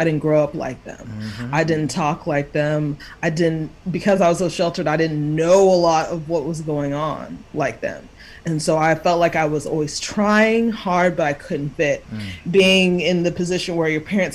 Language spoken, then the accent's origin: English; Dallas, Texas, United States; also born or lived in Kansas / Houston; I was born in Kansas, but raised in Texas for the most part